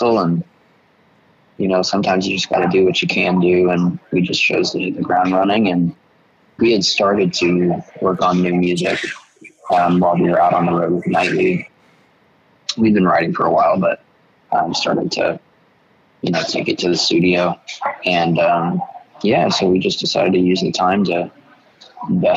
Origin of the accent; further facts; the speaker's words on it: Chicago, Illinois, United States; also born or lived in Indianapolis; now in Nashville, United States; me and … are brothers, and we're both from Chicago